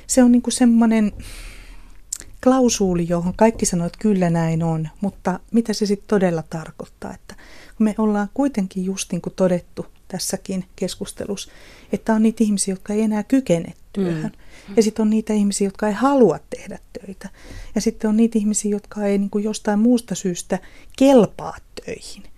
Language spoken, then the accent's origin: Finnish; Kotka, Kymenlaakso, Finland; mä oon kotoisin tuolta Kotkan Karhulasta